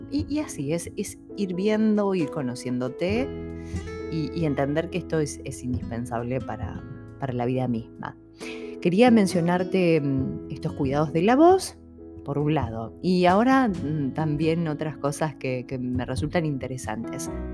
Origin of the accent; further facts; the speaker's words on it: Argentina; los que somos de Argentina